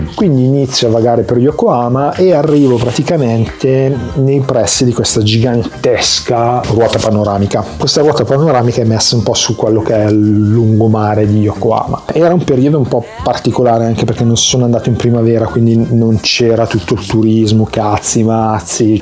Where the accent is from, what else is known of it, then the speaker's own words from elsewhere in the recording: Italy; sono italiano